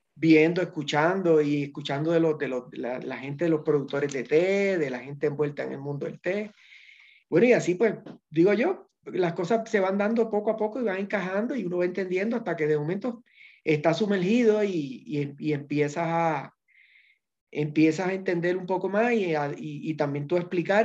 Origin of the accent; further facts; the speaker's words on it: Puerto Rico; moved away as an adult; now in Ecuador; Puerto Rico, que es de donde yo soy